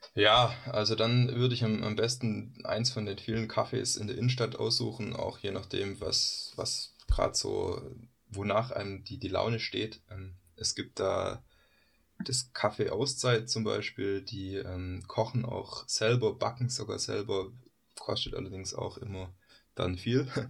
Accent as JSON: {"language": "German", "area": "Swabia", "region": "Baden-Württemberg", "country": "Germany", "also_born_or_lived": "Freiburg", "moved": "yes", "said": "ich komme aus Schwaben"}